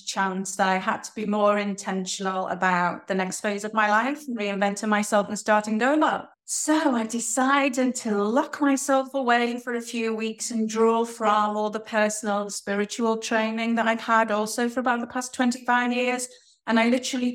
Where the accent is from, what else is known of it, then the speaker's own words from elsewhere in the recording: Liverpool, North West England, United Kingdom; I'm from Liverpool in the UK